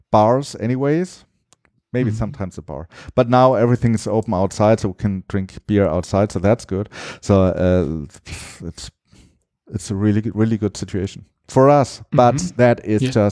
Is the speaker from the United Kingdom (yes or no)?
no; Germany; now in Mexico City, Mexico; Catherine and I came from Germany, and then we